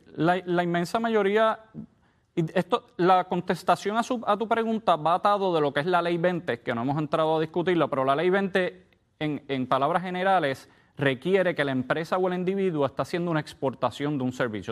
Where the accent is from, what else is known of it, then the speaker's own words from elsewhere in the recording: Puerto Rico; digo como cualquier puertorriqueño porque si yo ahora mismo paso cinco meses en Puerto Rico